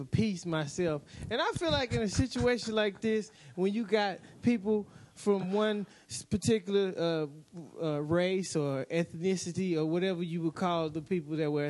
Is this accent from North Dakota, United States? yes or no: no; Houston, Texas, United States; I'm originally from the fabulous town y'all were just talking about, Houston, Texas.